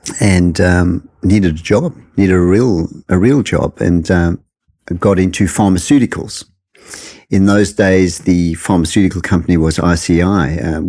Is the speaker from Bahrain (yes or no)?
no; South Africa; moved away as an adult; also born or lived in United Kingdom; I'm from South Africa originally.